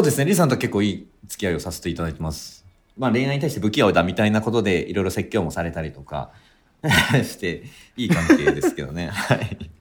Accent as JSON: {"language": "Japanese", "region": "Fukuoka", "country": "Japan", "tie": "born or raised there", "also_born_or_lived": "Tokyo", "moved": "yes", "said": "劇団を主催していて、福岡が地元"}